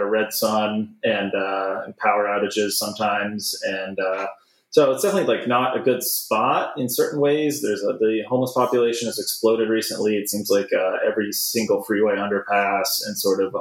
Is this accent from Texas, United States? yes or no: no; Los Angeles, California, United States; I grew up in Los Angeles